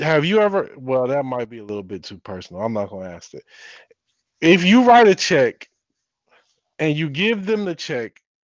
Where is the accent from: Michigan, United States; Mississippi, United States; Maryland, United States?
Michigan, United States; Detroit; I'm from Detroit. Michigan is full of these said patriots, these said sovereigns and militias. I've been around this all my life